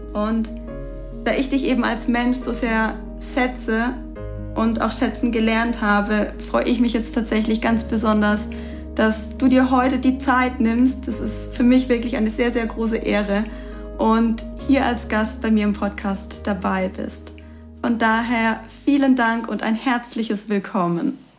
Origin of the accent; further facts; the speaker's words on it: Karlsruhe, Baden-Württemberg, Germany; Jahre hier in meiner Heimat in Karlsruhe gelebt hast